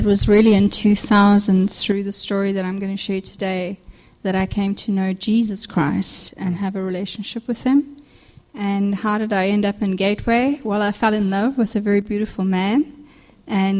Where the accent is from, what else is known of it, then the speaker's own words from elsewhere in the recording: South Africa; moved away; I am actually South African